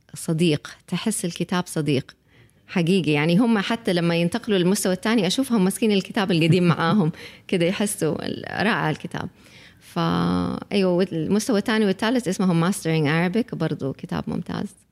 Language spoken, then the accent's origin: Arabic; Saudi Arabia; احنا المجتمع السعودي